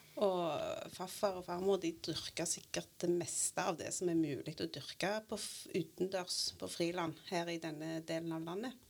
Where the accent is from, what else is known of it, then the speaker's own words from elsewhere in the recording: Grødem, Rogaland, Norway; jeg har vokst opp på Grødem, på mitt jordgård.